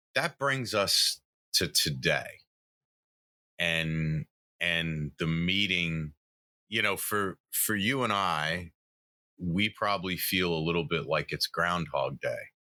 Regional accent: the South, United States; moved away; I grew up in the South

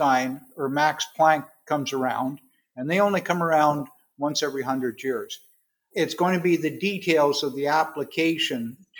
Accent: Quyon, Quebec, Canada; I was born and raised in a little town called Quill, Quebec, which is in the Ottawa Valley, about across from Iron Prior, Ontario

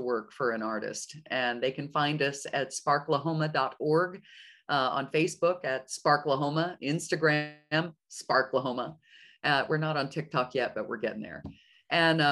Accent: Oklahoma City, Oklahoma, United States; moved away as an adult; also born or lived in New York / Europe; I'm born and raised in Oklahoma City, but I skedaddled off right after college, and I spent 20 some odd years in New York and in Europe

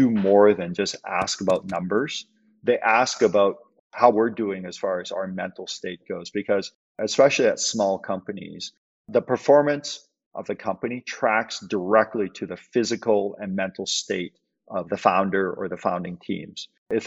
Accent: Canada; also born or lived in Hong Kong; I was born in Hong Kong. Parents immigrated to Canada when I was five

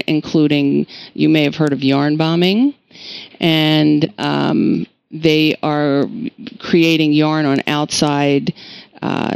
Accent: New York, United States; I'm from New York

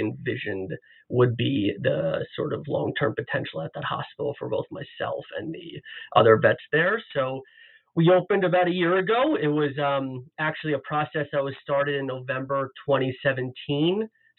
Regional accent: Long Island, New York, United States; moved away as an adult; also born or lived in Ithaca, New York / New Jersey / Manhattan, New York; now in Toronto, Canada; I'm actually originally from New York, and I was born and raised outside of New York City on Long Island, and I attended Cornell University for both my undergraduate and my graduate degrees.

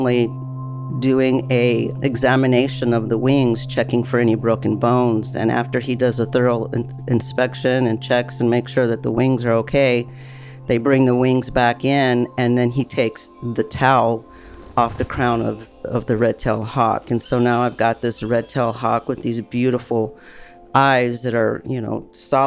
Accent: El Paso, Texas, United States; moved away; I am originally from El Paso, Texas

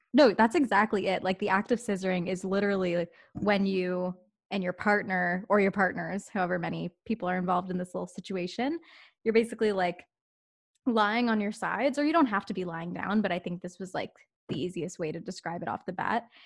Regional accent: Canada; I am an Indian Canadian gay woman

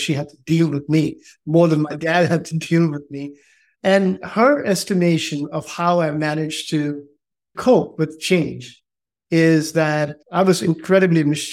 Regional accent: India; also born or lived in Allahabad, Uttar Pradesh / Northeast India / Delhi / Andhra Pradesh (roots); I'm from India. My roots are from the south of India, from Andhra Pradesh. I was born in 1967 in Allahabad, which used to be in Uttar Pradesh

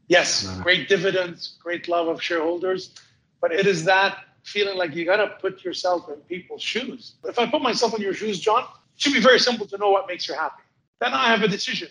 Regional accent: Montreal, Quebec, Canada; I'm from Montreal. We get 2 meters plus of snow a year

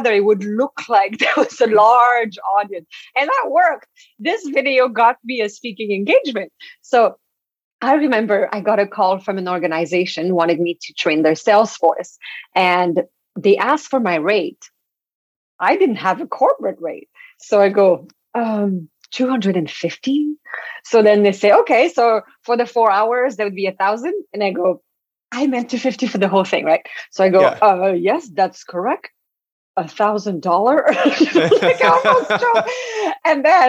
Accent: Quebec, Canada; first language French; English is a second language; moved away; I'm French from Quebec

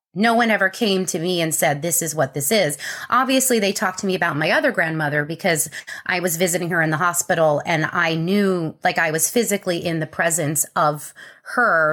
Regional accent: Connecticut, United States; I was born in Connecticut. I grew up in a wonderful family

